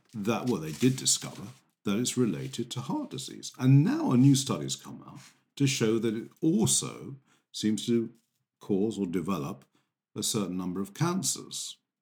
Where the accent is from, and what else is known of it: England, United Kingdom